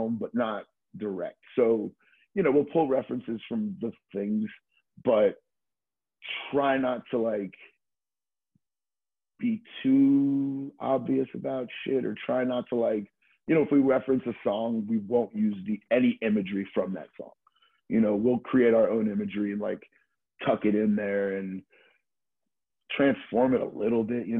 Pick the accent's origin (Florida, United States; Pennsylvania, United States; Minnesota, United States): Florida, United States; now in New York, United States; a friend of mine that I grew up skateboarding with in Florida